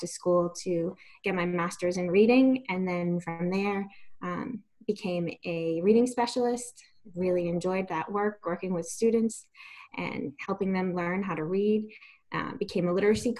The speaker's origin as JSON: {"language": "English", "town": "Pawtucket", "region": "Rhode Island", "country": "United States", "tie": "born or raised there", "said": "I was born and raised in Pawtucket, Rhode Island"}